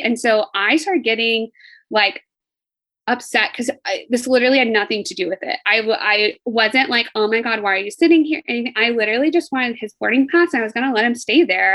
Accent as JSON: {"language": "English", "town": "Fort Worth", "region": "Texas", "country": "United States", "said": "I'm from Fort Worth and it's way bigger than your city"}